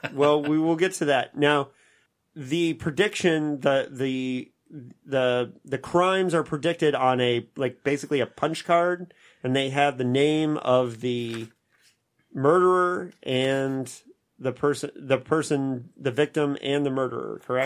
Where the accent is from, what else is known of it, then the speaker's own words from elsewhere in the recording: Indiana, United States; my home state of Indiana